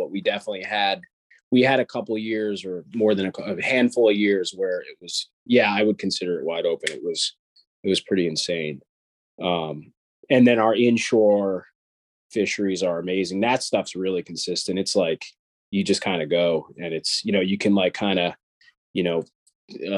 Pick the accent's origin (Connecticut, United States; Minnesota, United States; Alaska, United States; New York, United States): New York, United States; New York area, United States; also born or lived in Long Island; I'm actually from the New York area